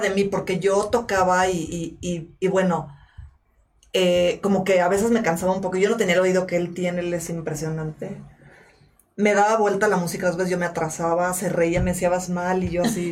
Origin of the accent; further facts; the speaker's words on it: Mexico; yo nací acá y yo soy mexicana